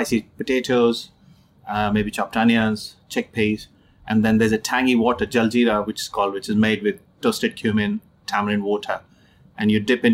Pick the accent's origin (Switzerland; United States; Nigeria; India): India; Jamshedpur, Jharkhand; moved away as an adult; now in United Kingdom; I grew up in Jamshedpur